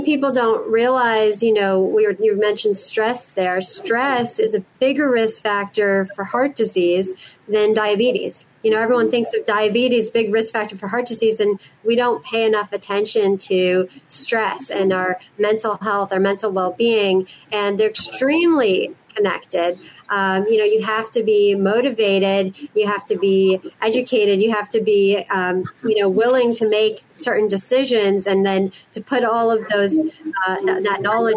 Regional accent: Boston, Massachusetts, United States; moved away as an adult; now in West Coast, United States; I'm born and raised in Boston, Massachusetts, and lived there my whole life.

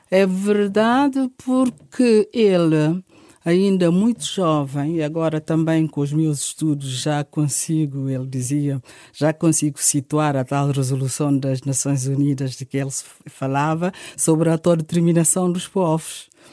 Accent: Guinea-Bissau; also born or lived in Bissau / Fulacunda; now in Portugal; Eu nasci na Guiné-Bissau, num contexto familiar

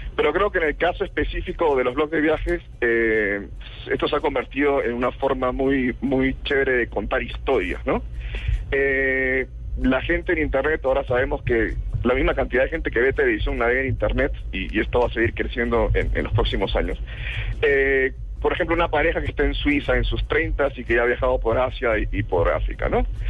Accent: Peru; now in Colombia; yo que soy peruano

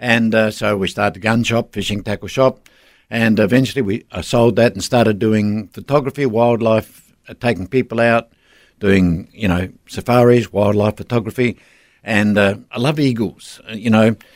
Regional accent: South Australia, Australia; moved away; also born or lived in Northern Territory / Darwin; I was raised in South Australia, but we moved to the Northern Territory in the 60s

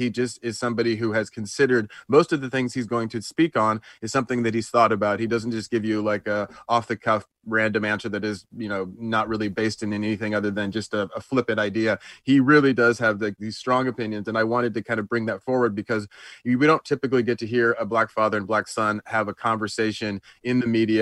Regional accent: Atlanta, Georgia, United States; moved away; I was born in Atlanta and raised in Atlanta for the first part of my life.

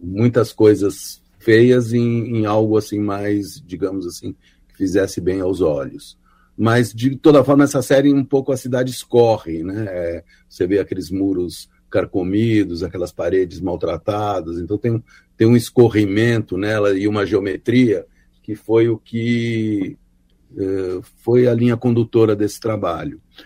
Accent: São Paulo, Brazil; eu morei, eu nasci no Bom Retiro, né, que era um bairro urbano, de um gueto judaico e tal

